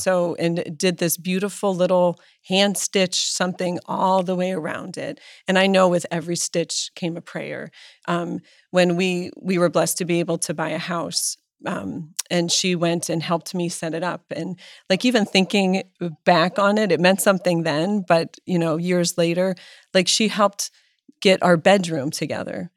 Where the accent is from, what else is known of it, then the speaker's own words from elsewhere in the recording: Erie, Pennsylvania, United States; I was born in Erie, Pennsylvania